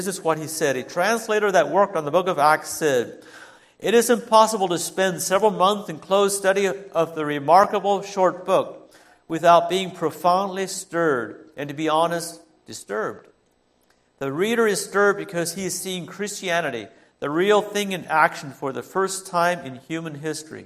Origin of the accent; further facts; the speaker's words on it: Holmes County, Ohio, United States; I grew up in Holmes County